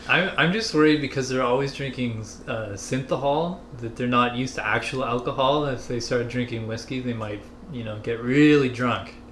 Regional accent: Canada; as a Canadian

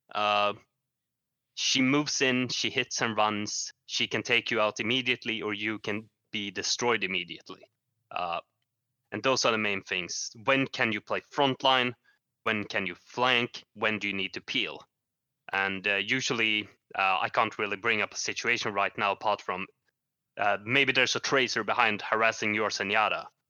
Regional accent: Sweden; I'm from Sweden, uh, a very cold country, or actually not, because I live in the south of Sweden.

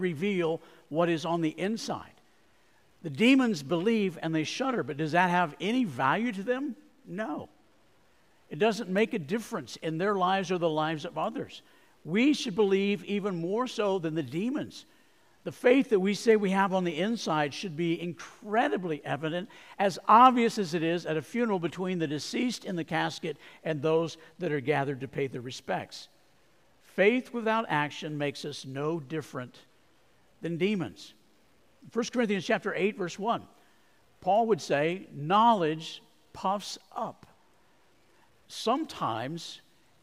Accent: Arizona, United States; I grew up in Arizona

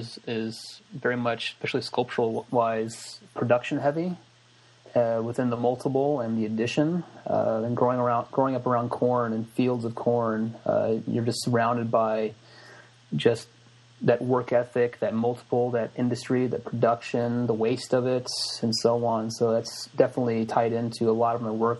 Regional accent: Springfield, Illinois, United States; moved away as an adult; now in Corner Brook, Canada; I'm originally from Springfield, Illinois, in like the heart of Illinois, and basically grew up there pretty much my whole life until the age of 27, where I then moved to Canada for grad studies

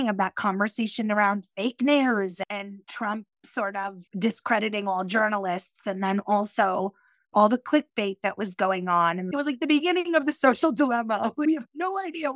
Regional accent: Yonkers, New York, United States; I grew up in Yonkers, New York, which is right outside the Bronx, in a working class area.

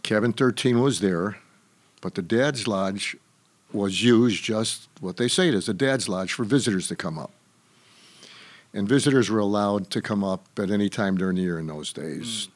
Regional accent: Chicago, Illinois, United States; I was born on the West Side, and my formative years were on the South Side of Chicago

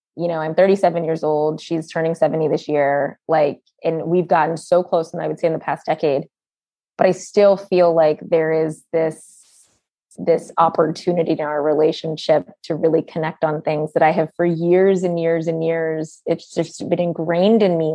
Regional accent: United States; also born or lived in Brooklyn, New York; we were born, my siblings and I were born in the United States

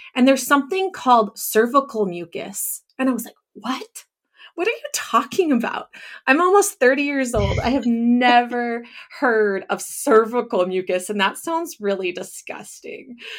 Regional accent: Northern California, United States; moved away as an adult; also born or lived in Japan; now in Orange City, United States; I grew up in Northern California.

